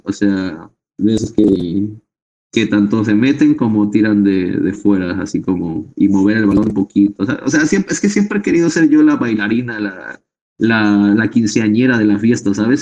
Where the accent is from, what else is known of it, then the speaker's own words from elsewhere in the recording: Ciudad Nezahualcóyotl, State of Mexico, Mexico; yo soy un rapero del Estado de México, nací en Ciudad de Zahualcoyot